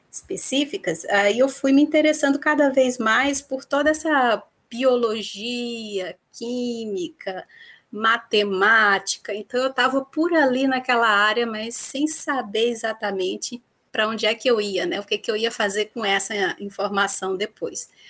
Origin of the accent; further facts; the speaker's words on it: Vitória da Conquista, Bahia, Brazil; moved away as an adult; also born or lived in Viçosa, Minas Gerais / Campinas, São Paulo; eu sou natural de Vitória da Conquista, no sudoeste da Bahia